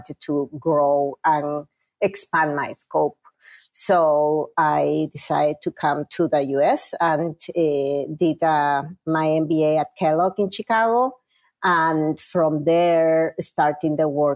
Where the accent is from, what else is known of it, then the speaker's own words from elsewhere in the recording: Peru; English is a second language; moved away as an adult; now in United States; I am originally from Peru, South America